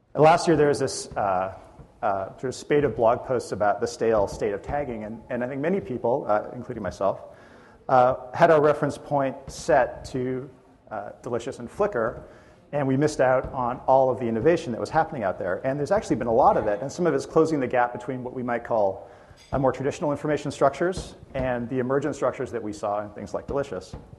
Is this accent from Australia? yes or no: no; Edmonton, Alberta, Canada; I'm from Edmonton, Canada, and I'm a partner in a user experience consulting firm